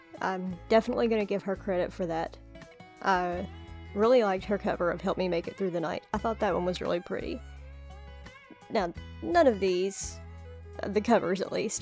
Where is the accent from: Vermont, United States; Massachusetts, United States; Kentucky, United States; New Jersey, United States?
Kentucky, United States; I'm from Kentucky and I grew up listening to country music